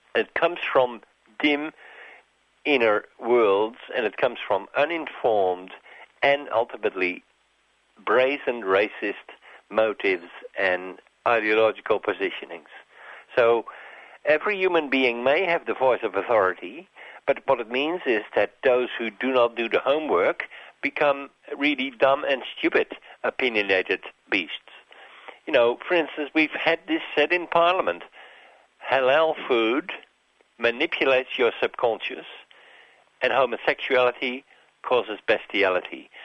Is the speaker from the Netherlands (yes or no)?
yes; Netherlands; also born or lived in Narrogin, Western Australia; now in Australia; I grew up in Holland as a young boy in the middle of the common market.